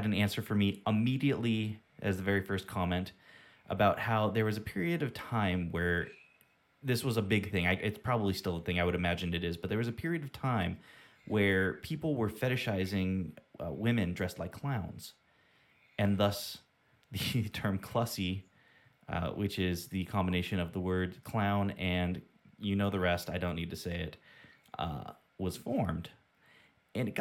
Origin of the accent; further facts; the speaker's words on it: United States; we're American